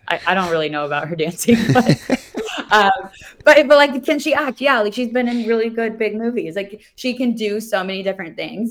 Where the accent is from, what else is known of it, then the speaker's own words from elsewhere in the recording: Kansas City, United States; I grew up in Kansas City, so not around the water